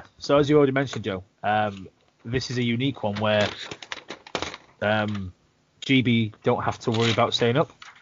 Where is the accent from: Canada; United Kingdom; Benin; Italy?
United Kingdom; British hockey fans